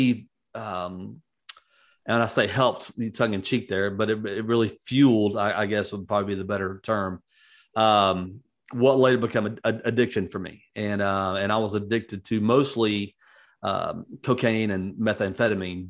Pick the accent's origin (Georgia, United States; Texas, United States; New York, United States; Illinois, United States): Georgia, United States; Atlanta; also born or lived in Phoenix, Arizona / Macon County, Georgia; I was born in Phoenix, Arizona, but don't remember ever living there. We moved to Georgia, South Georgia, Macon County, Georgia, as a matter of fact, from about 2 years old on. And that's kind of where I grew up. And when I was 8, we moved to Atlanta